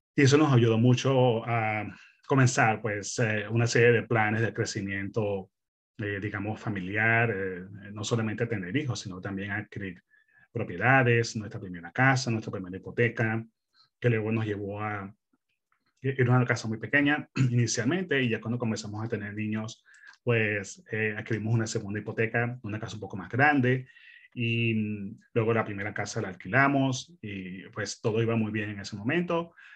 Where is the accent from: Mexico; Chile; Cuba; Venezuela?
Venezuela; moved away as an adult; also born or lived in Melbourne, Australia; now in Perth, Australia; yo soy originalmente de Venezuela. Eh, mi esposa y yo somos venezolanos, eh, llegamos a Australia hace quince años